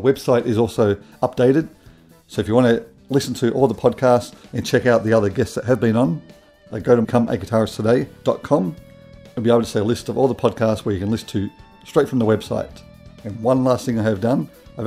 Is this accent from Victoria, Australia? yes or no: yes; Melbourne, Victoria, Australia; that's where I'm from. I'm from Melbourne